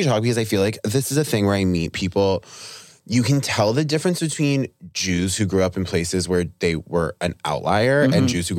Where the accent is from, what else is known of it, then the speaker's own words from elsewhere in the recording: Vermont, United States; also born or lived in Rhode Island; I'm from Vermont.